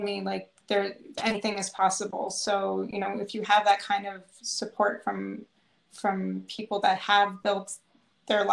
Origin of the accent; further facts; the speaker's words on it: Buffalo, New York, United States; I grew up in the Midwest in Buffalo